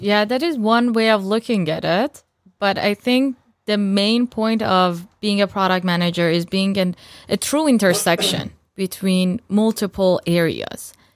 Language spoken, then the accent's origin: English; Iran; moved away; I'm from Iran